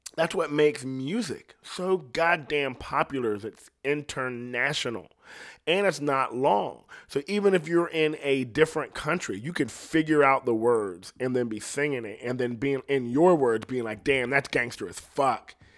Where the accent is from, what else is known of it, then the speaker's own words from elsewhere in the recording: Ohio, United States; I'm from Ohio.